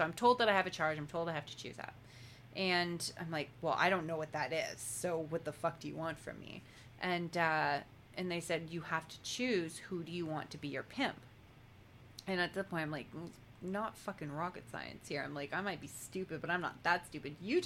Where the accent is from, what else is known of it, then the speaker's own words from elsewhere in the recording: Langley, British Columbia, Canada; my hometown Langley